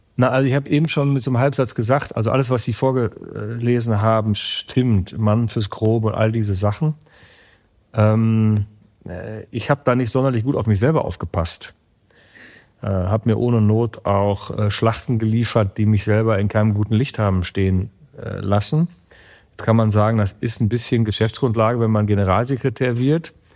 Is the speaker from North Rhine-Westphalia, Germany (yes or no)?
yes; Münsterland, Coesfeld-Borken district, North Rhine-Westphalia, Germany; der Arbeitsamtbezirk Bezirk Coesfeld-Borken, wo meine Heimat ist